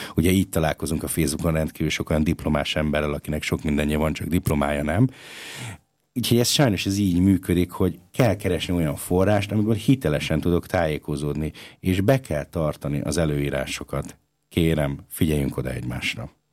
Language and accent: Hungarian; Budapest, Hungary; now in Linz, Austria; Én ugye budapesti vagyok, hazautazom Budapestre